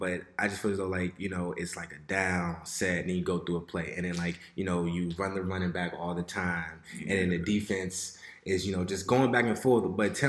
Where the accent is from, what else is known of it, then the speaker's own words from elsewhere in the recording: Fort Washington, Maryland, United States; I grew up in Fort Washington.